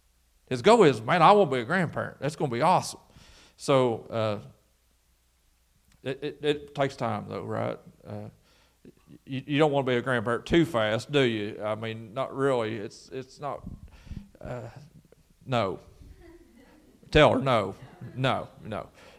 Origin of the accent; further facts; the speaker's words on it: Garrison, United States; I grew up here in Garrison and went to Garrison School